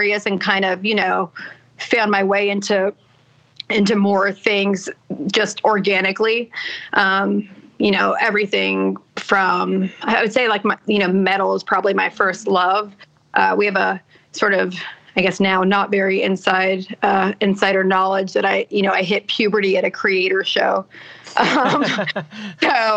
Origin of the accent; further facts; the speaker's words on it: Houston, Texas, United States; moved away; I was born in Houston, Texas, daughter of Palestinian refugees, immigrant upbringing in Houston, Texas in the 80s